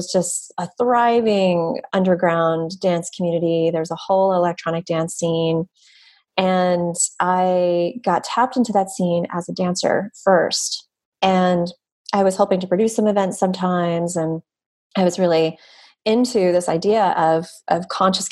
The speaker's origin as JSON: {"language": "English", "region": "East Coast", "country": "United States", "tie": "born or raised there", "also_born_or_lived": "New York", "moved": "as an adult", "said": "my family and the environment that I was raised in the East Coast, which is more conservative"}